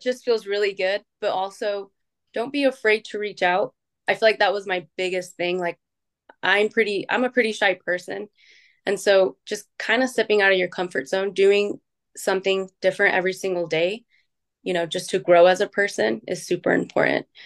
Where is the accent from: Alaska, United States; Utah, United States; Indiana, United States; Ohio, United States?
Utah, United States; I was born and raised in Utah